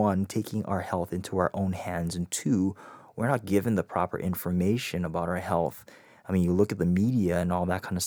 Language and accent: English; Hawaii, United States; I grew up in Hawaii